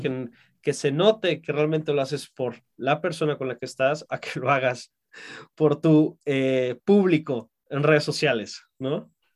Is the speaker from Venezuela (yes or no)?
no; Mexico; en mi país, en México